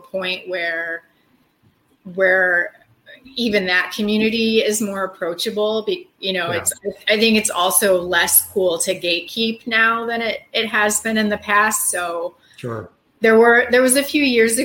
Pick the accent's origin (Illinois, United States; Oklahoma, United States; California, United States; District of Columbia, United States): Illinois, United States; Midwest, hometown an hour outside Chicago; now in Chicago, United States; I'm Midwestern and I grew up eating Midwestern, you know, pretty typical Midwestern diet